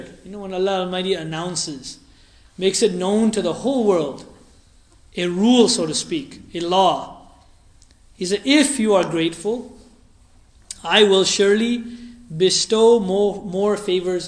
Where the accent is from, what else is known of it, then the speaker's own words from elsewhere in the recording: United States; We are Americans, we are American Muslims, we're American Ahmadi Muslims